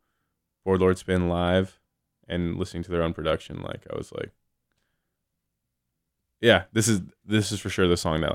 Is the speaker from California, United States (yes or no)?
yes; Southern California, United States; now in San Francisco, United States; I'm from SoCal, so like KROQ, like rock music was like kind of what I grew up on as a kid.